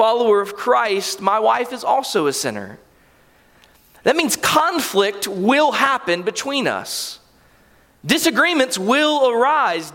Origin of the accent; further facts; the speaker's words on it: Callahan, Florida, United States; I was raised here in Callahan